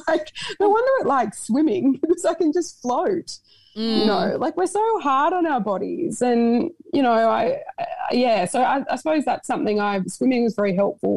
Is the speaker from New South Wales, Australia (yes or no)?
yes; Sydney, New South Wales, Australia; moved away; also born or lived in Broome; I'm from Sydney, I guess, but I sort of feel like I live everywhere at the moment